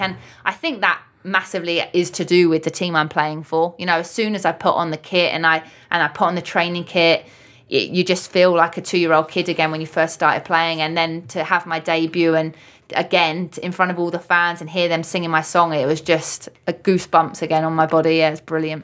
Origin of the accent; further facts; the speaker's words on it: London, United Kingdom; now in Liverpool, United Kingdom; I'm an adopted Scouser, I'm from London